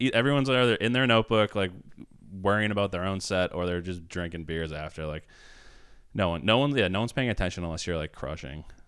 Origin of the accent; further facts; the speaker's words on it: Billerica, Massachusetts, United States; also born or lived in South Boston; my parents just came to see me the first time in my hometown. I had a show in Billerica